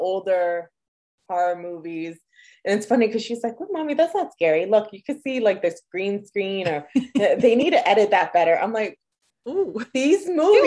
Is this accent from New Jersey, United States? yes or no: yes; New Jersey, United States; moved away; we grew up in Jersey, so we had plenty of those farms to go and do all